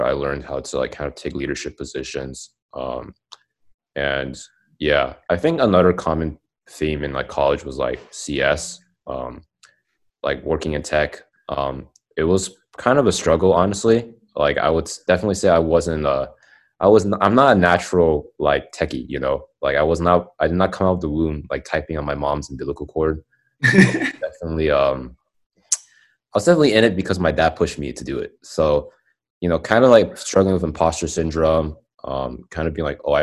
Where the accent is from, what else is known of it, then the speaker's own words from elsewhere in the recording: Dallas, Texas, United States; moved away as an adult; also born or lived in Austin, Texas; I'm from Dallas and I went to UT. So I moved to Austin. And I think that's the first time I've ever moved in, like, my life